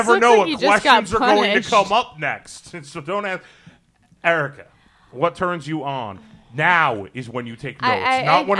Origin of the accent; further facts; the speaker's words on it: New Jersey, United States; moved away; I grew up in Jersey, so we had the New York stations.